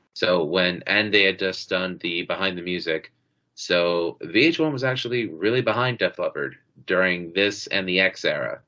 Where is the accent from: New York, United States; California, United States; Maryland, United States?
New York, United States; New York City; Growing up in Queens, you know, you had uh, 92.3 K Rock